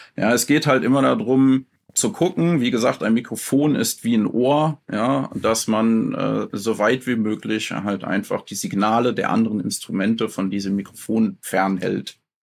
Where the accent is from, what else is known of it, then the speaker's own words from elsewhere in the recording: Mönchengladbach, North Rhine-Westphalia, Germany; moved away as an adult; now in Schaafheim, Germany; ich komme ursprünglich aus Mönchengladbach und bin umgesiedelt äh, nach äh, Aschaffenburg, Frankfurt, die Ecke. Schafheim heißt das Dorf